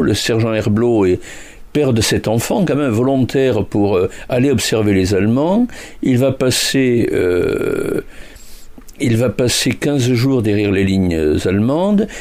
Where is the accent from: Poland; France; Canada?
France; Toulouse, Occitania; je suis toulousain et pas bordelais